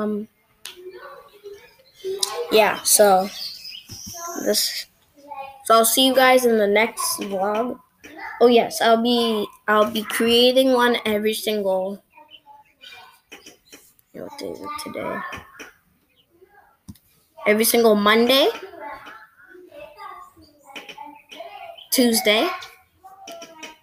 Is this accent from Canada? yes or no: yes; Brampton, Ontario, Canada; I'm from Canada, Ontario, Brampton